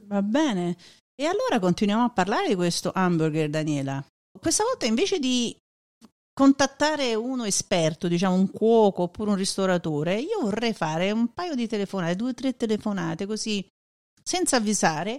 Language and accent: Italian; Naples, Campania, Italy; now in United States; sono proprio di Napoli